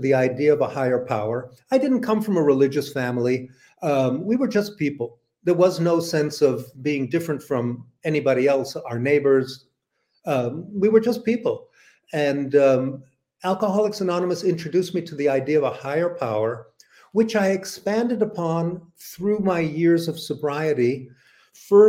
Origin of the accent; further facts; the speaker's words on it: Tel Aviv, Tel Aviv District, Israel; first language English; moved away; I lived in Tel Aviv, and learning Hebrew, growing up amongst Jews in Israel at that time